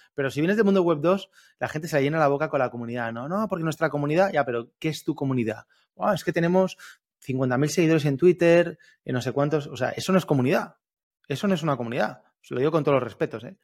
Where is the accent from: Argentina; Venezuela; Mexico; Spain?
Spain; Alicante, Valencian Community; yo soy de Alicante